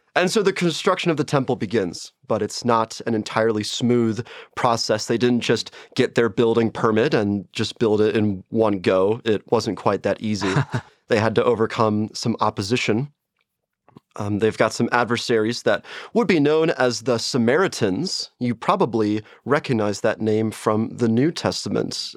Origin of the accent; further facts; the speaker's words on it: St. Louis, Missouri, United States; moved away; also born or lived in Chicago; I am from Saint Louis, Missouri, and I've gone to Lutheran schools my entire life, so Lutheran grade school, Lutheran high school